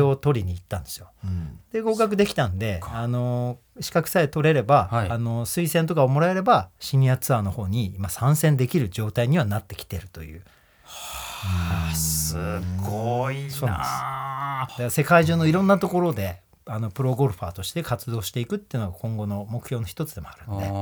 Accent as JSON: {"language": "Japanese", "region": "Tokyo", "country": "Japan", "tie": "born or raised there", "said": "東京っていうね、僕が生まれ育った町"}